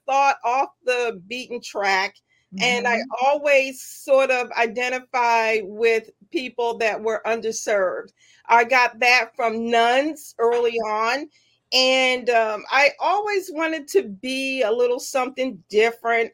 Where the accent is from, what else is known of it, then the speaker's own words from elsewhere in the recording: Philadelphia, Pennsylvania, United States; also born or lived in Washington, Georgia; I was born in Washington, in Georgia, and relocated to West Philadelphia, born and raised.